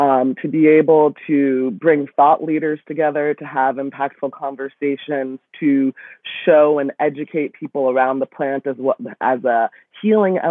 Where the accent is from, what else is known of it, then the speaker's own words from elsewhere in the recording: Newton, Massachusetts, United States; now in Brooklyn, United States; I grew up in Newton, Massachusetts.